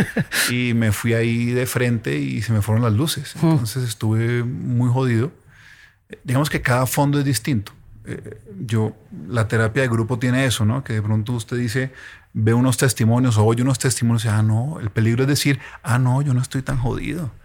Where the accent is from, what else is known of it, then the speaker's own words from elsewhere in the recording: Ibagué, Tolima, Colombia; yo soy de Ibagué